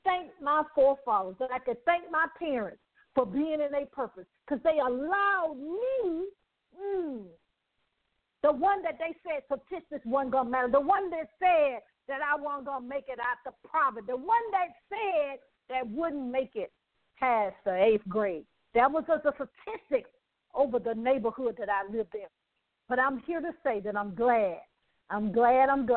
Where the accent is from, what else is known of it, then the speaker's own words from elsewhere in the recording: Birmingham, Alabama, United States; I'm from Birmingham. So my parents was there